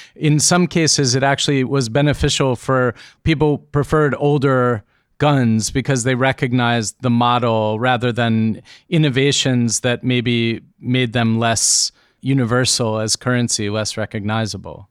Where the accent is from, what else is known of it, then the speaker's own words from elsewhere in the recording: United States; growing up in America